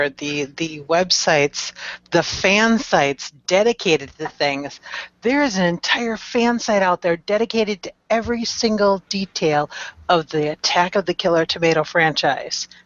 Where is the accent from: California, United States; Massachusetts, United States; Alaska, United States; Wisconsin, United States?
Wisconsin, United States; Stevens Point; I'm from Stevens Point.